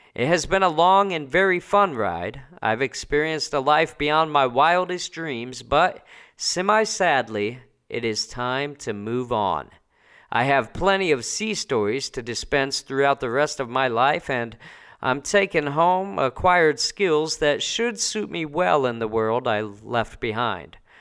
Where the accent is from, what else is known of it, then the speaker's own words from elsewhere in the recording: Indianapolis, Indiana, United States; moved away as an adult; also born or lived in New Jersey; now in Italy; I hail from Indianapolis, Indiana, by way of New Jersey, though. That's where I was born